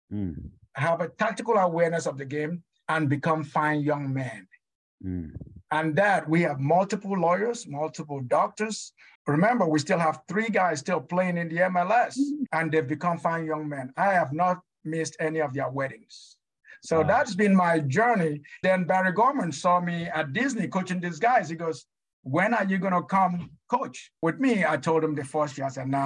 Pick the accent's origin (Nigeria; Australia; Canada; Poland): Nigeria; moved away as an adult; now in United States; I'm just that little poor kid, you know, that grew up in Nigeria.